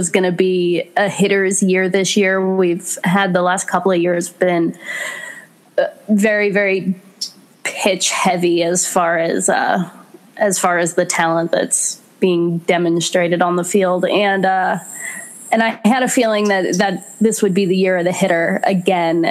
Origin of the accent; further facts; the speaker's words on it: New York City, New York, United States; moved away; also born or lived in Florida; I'm originally from New York City.